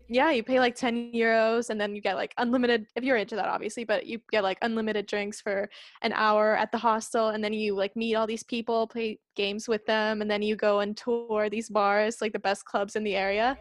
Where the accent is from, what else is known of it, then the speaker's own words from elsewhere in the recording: Espoo, Uusimaa, Finland; English is a second language; I'm from Espoo